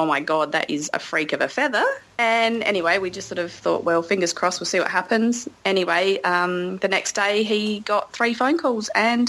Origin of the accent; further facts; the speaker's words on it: Gunnedah, New South Wales, Australia; Hi, I'm … from Gunnedah.